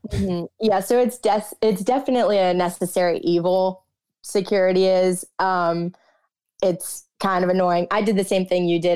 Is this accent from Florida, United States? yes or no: yes; South Florida, United States; moved away as an adult; also born or lived in Austin, Texas; growing up in South Florida